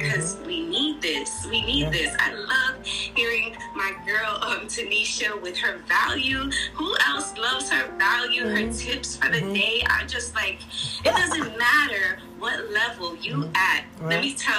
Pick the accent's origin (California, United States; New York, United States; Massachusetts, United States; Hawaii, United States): New York, United States; New York City; I'm Puerto Rican from Brooklyn, New York